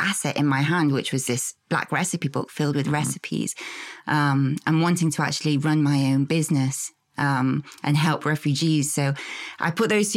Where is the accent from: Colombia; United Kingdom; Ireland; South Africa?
United Kingdom; England; moved away as an adult; also born or lived in Syria; now in Austin, United States; So I am originally from Syria, born and bred in England. So lived all my life there